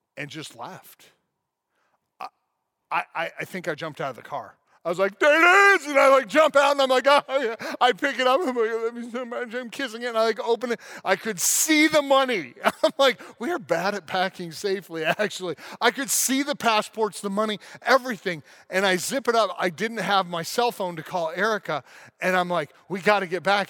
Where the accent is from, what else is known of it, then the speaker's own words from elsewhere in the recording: Colorado National Monument, United States; on the Colorado National Monument in my hometown